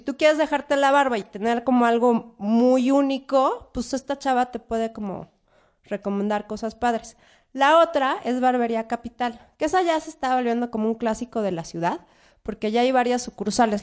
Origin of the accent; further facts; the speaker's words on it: Mexico City, Mexico; Yo soy oriunda de la Roma y en la Roma ves cada cosa